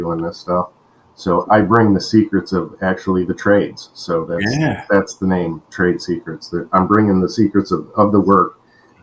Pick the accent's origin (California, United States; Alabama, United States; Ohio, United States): Ohio, United States; also born or lived in Colorado; now in Florida, United States; we're both from Ohio. We were born and raised in Ohio, and we moved from the West Coast, actually, from Colorado to Florida